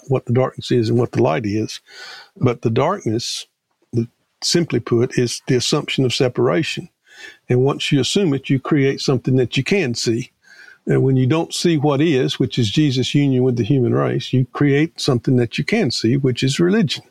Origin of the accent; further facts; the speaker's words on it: Prentiss, Mississippi, United States; I grew up in Prentice, Mississippi. That's not only in Mississippi, that's in South Mississippi